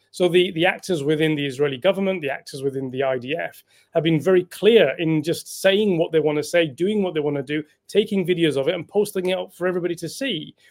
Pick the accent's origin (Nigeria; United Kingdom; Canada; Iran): United Kingdom; as British citizens